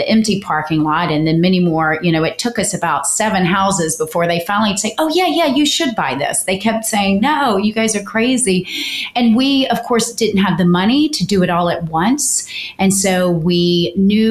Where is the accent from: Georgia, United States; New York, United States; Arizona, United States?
Georgia, United States; South; moved away; I came from South Georgia, honey, and I didn't plan to go back.